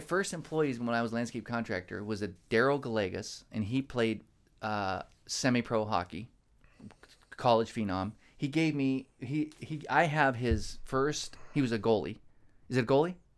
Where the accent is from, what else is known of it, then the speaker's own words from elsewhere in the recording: California, United States; we're from California